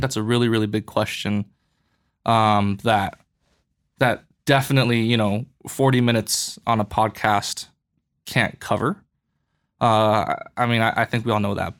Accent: Boulder, Colorado, United States; moved away as an adult; now in Los Angeles, United States; I'm originally from Colorado. I'm from Boulder

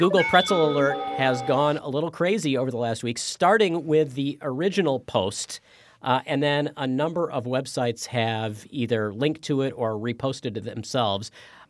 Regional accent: Maryland, United States; I grew up not that far away from Philadelphia in Maryland

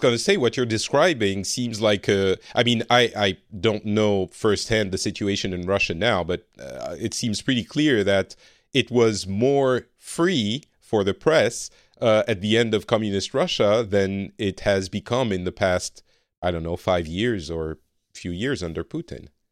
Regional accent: France; now in Finland; I am from France originally, but I currently live in Finland

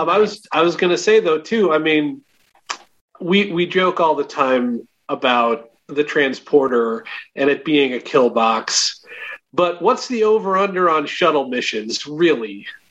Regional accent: Schaumburg, Illinois, United States; I'm from Schaumburg.

